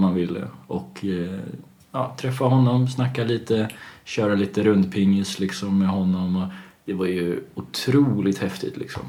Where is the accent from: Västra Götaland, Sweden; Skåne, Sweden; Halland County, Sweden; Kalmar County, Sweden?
Kalmar County, Sweden; Kalmar; jag är uppväxt i Kalmar eh, till största